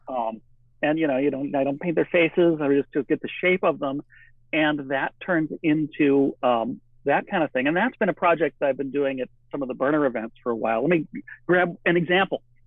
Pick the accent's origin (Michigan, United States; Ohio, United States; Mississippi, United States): Michigan, United States; moved away as an adult; also born or lived in California; now in Oregon, United States; I grew up in the Midwest in Michigan